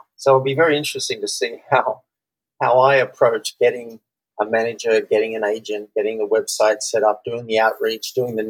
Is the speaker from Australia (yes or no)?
yes; Australia; I'm from Australia, and I coach business owners who want to double their business.